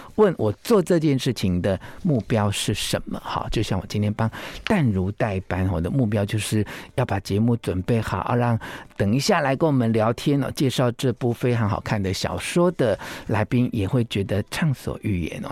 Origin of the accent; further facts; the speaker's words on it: Taiwan; 我们台湾人